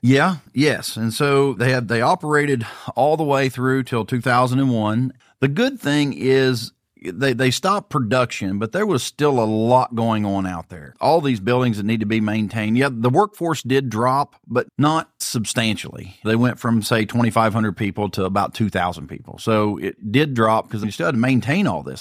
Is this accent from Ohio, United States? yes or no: yes; Pike County, Ohio, United States; I was born and raised in Pike County